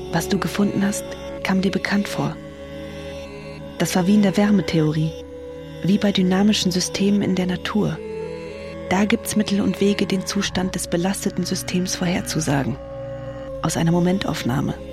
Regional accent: Hesse, Germany; Iran ist nicht mein Heimatland. Hessen ist mein Heimatland.

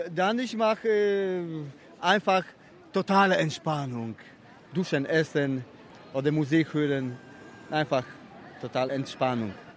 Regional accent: Poland; German is a second language; moved away; ich komme aus Polen.

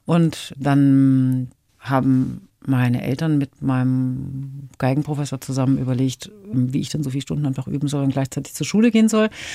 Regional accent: Hamburg, Germany; in meiner Heimatstadt Hamburg

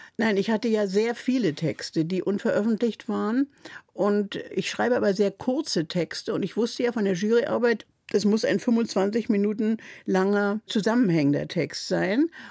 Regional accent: Berlin, Germany; first language German; now in Mecklenburg, Germany; du darfst kein J für ein G als Berlinerin machen

